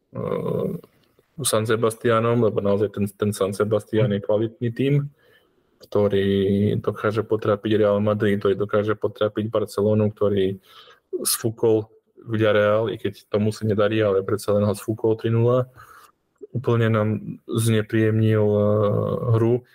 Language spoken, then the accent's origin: Slovak; Slovakia; aký sme my Slováci